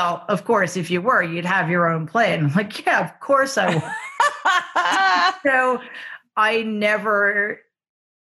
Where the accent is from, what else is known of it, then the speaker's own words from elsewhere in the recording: New York City, New York, United States; I grew up in Jamaica, Queens